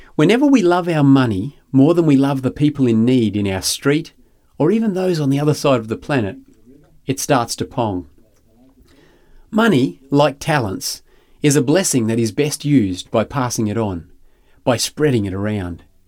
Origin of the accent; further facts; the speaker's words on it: Grantham, Queensland, Australia; Growing up in Granchester was a barefoot, huckleberry finn sort of existence